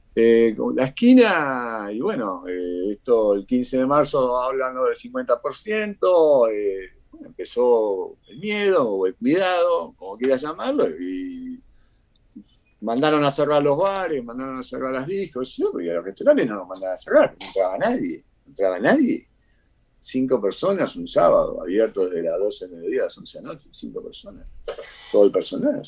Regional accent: Argentina; moved away as an adult; also born or lived in Cuba; now in Costa Rica; casi como argentino

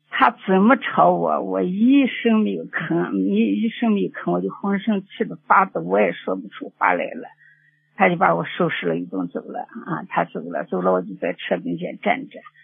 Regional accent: Xinjiang, China; 我们是新疆的

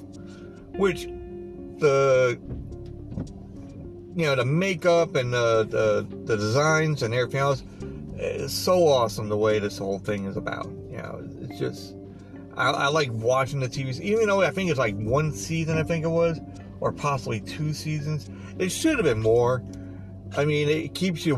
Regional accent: Long Island, New York, United States; moved away; also born or lived in Pennsylvania; now I'm back in Long Island for, you know, 7-8 years now, you know, even though I'm originally from Long Island

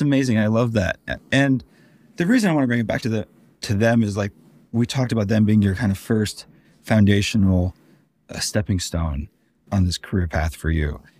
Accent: Denver, Colorado, United States; I'm from Denver myself.

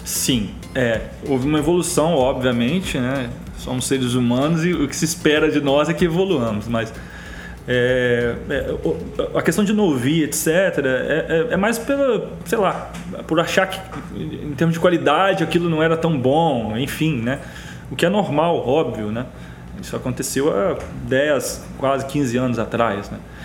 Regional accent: Jerônimo Monteiro, Espírito Santo, Brazil; moved away as an adult; also born or lived in Alegre; now in Vitória, Brazil; eu sou natural de Jerônimo Monteiro, uma cidade muito pequena, né, em tamanho, população e etc., no interior do estado, no sul do estado, é, onde eu passei meus 18 primeiros anos

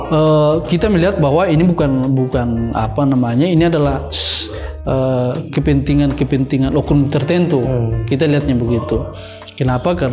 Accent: Indonesia; Tapi di lain sisi bahwa kita lahir dan kita tumbuh di negara Indonesia.

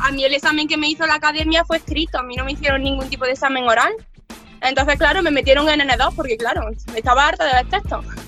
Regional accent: Córdoba, Andalusia, Spain; moved away as an adult; now in Tokyo, Japan; soy de Córdoba, de Andalucía, del sur de España. Por eso si me notáis el acento un poco raro es que no lo puedo evitar.

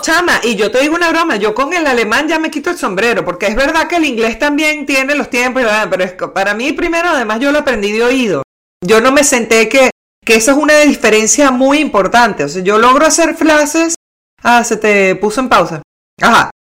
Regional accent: Caracas, Capital District, Venezuela; now in Buenos Aires, Argentina; yo soy caraqueña

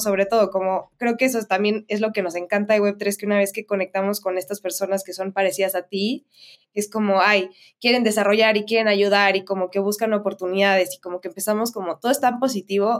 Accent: Mexico; soy mexicana

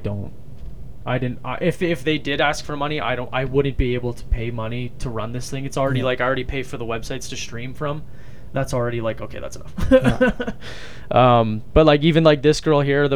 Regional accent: Winnipeg, Manitoba, Canada; I'm from Winnipeg too

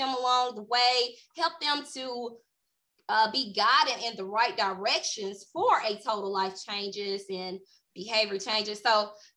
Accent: Greenwood, Mississippi, United States; I'm from a small town, Greenwood, Mississippi, very small town. Everybody knows everybody.

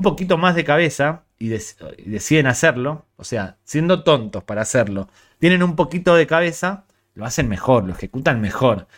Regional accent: Ourense, Galicia, Spain; Soy de Ourense

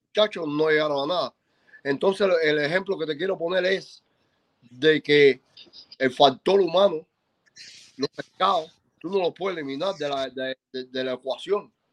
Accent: Cuba; moved away; yo soy cubano

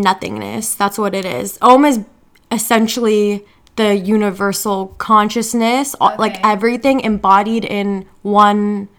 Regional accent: India; So I'm Indian, if you don't know.

